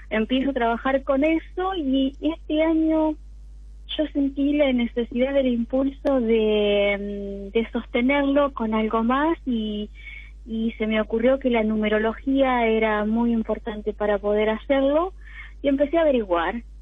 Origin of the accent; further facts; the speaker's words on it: General Alvear, Buenos Aires Province, Argentina; De General Alvear, provincia de Buenos Aires.